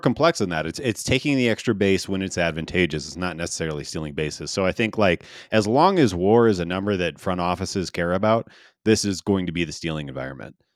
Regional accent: St. Louis, Missouri, United States; now in Denver, United States; I grew up in Saint Louis

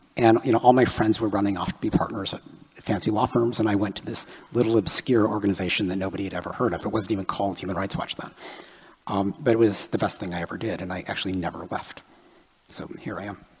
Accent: Chicago, Illinois, United States; I grew up in Chicago

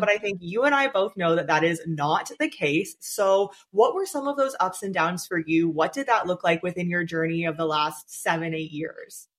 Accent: Canada; I'm from Canada too

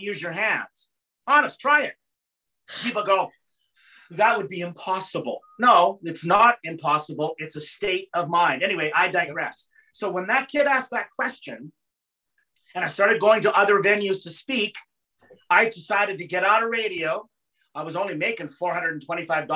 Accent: Yorkton, Saskatchewan, Canada; Yorkton, Saskatchewan, my hometown

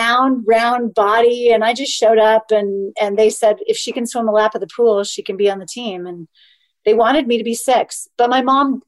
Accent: just outside of Sacramento, Northern California, United States; I was born and raised in Northern California

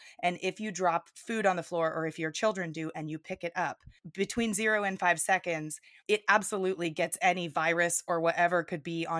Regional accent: Texas, United States; also born or lived in Plano, Texas / Missouri; being born and raised in Texas

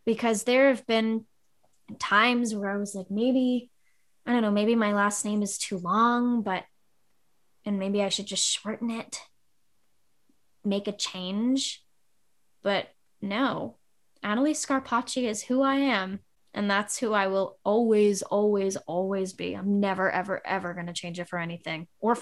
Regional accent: New York City, New York, United States; And my hometown is small, and I come from Staten Island

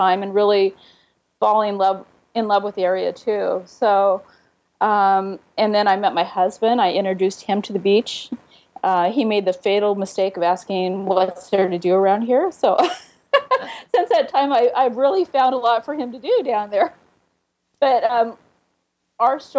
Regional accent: Oregon, United States; now in Seattle, United States; I am originally from Oregon

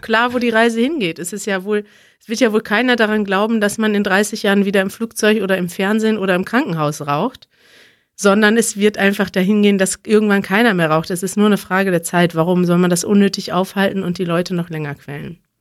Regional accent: Germany; Als Deutscher

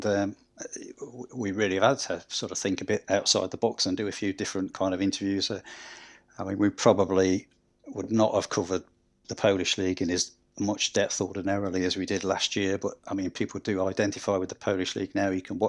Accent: Scunthorpe, Yorkshire and the Humber, United Kingdom; moved away; I'm originally from Scunthorpe and supported Scunthorpe in the 70s

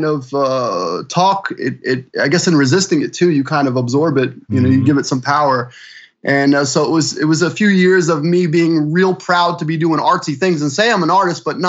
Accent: New Jersey, United States; moved away as an adult; also born or lived in Philadelphia; now in Florida, United States; New Jersey originally

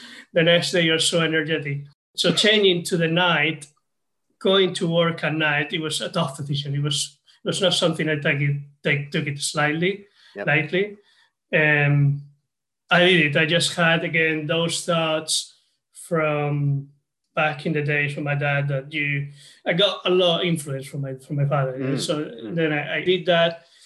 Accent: Spain; now in United Kingdom; I'm originally from Spain, and I'm currently living in the UK

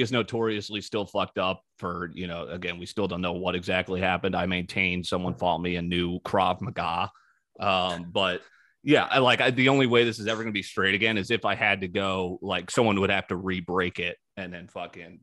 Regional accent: East Coast, United States; moved away; I grew up in the East Coast. I know how people are there.

